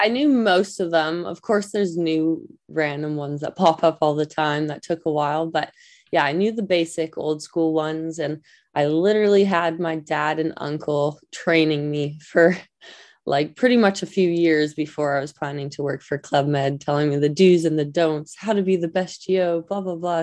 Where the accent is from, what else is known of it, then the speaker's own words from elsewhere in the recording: Vancouver, British Columbia, Canada; I grew up in Vancouver, BC